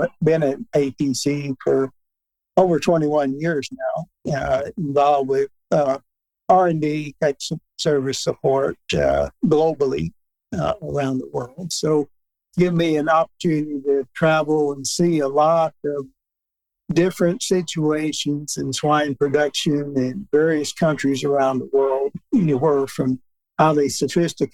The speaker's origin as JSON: {"language": "English", "town": "Newbern", "region": "Tennessee", "country": "United States", "tie": "born or raised there", "said": "A town called Mewburn, Tennessee, 100 miles north of Memphis."}